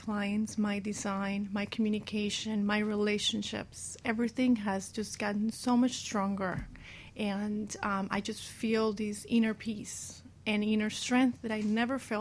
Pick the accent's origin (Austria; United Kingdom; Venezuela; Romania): Venezuela; moved away; I grew up in Venezuela